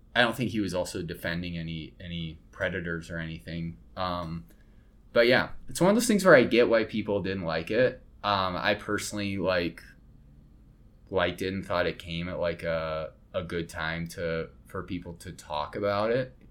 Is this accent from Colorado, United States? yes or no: yes; Colorado, United States; now in Chicago, United States; I'm not from Chicago. I'm originally from Colorado